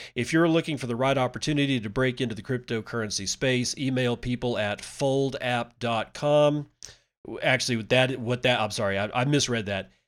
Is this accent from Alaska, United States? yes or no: no; Permian Basin, Texas, United States; growing up in the Permian Basin